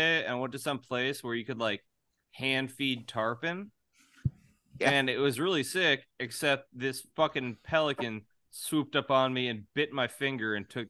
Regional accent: Orange County, California, United States; I'm from Orange County. The other Orange County in California.

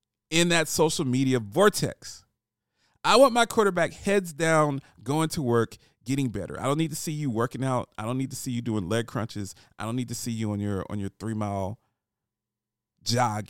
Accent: United States; now in Nashville, United States

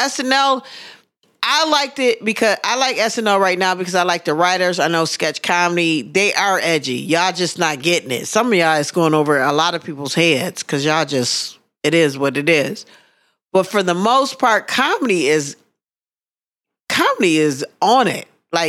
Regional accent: Wisconsin, United States; so I'm from Wisconsin, you know, we are big on cheese.

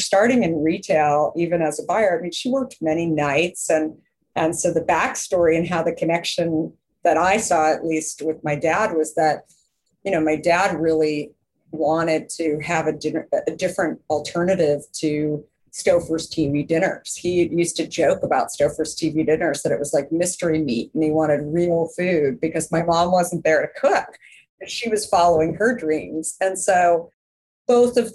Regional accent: Scottsdale, Arizona, United States; also born or lived in Minneapolis, Minnesota; And so I was 2 and a half and moved to Arizona. To Scottsdale, Arizona

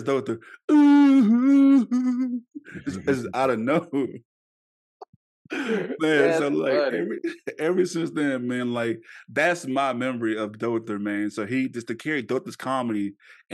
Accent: Shreveport, Louisiana, United States; I'm born and raised in Shreveport

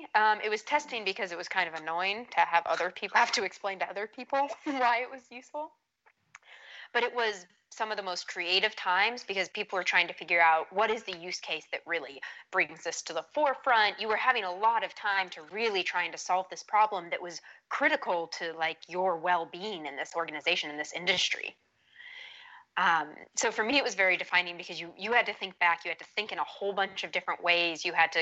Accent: Saudi Arabia; now in United States; So my accent's one of those, a bit of a like mutt. I grew up in Saudi Arabia and there was a lot of people from around the world there. So got a bit of a mutt accent and then never couldn't get on board with the Texan accent

